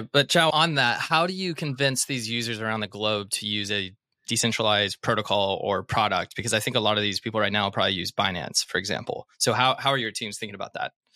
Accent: Arkansas, United States; I'm from Arkansas

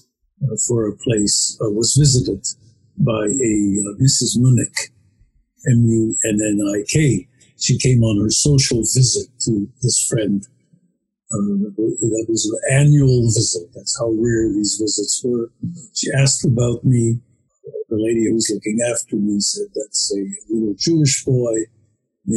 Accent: The Hague, South Holland, Netherlands; I was born in The Hague, Holland, early August 1940.

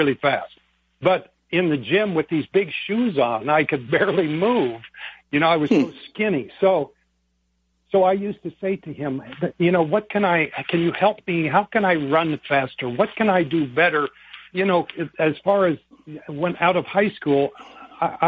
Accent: El Segundo, California, United States; I grew up in the great big metropolis here in Southern California called El Segundo.

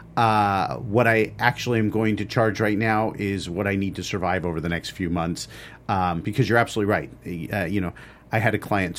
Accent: Los Angeles, California, United States; I grew up in Los Angeles.

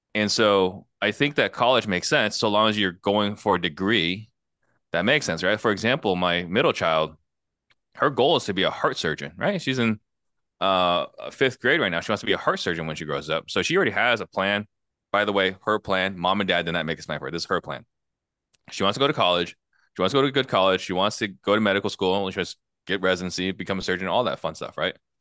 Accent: Arizona, United States; also born or lived in Italy / California; everything I know is Arizona. So I'm American through and through

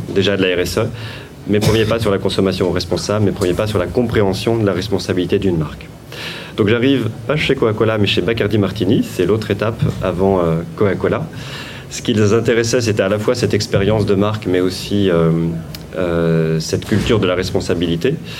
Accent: Vendée, Pays de la Loire, France; je suis né en Vendée, euh, mes parents étaient des euh, artisans commerçants

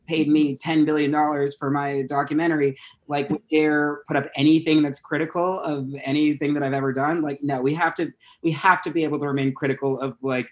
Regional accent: South Orange, New Jersey, United States; accent: Jersey; moved away; I'm from South Orange, New Jersey

